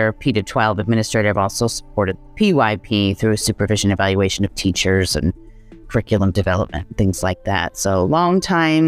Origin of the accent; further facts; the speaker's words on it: United States; moved away as an adult; also born or lived in Slovakia / Brazil / China / Korea; I'm an American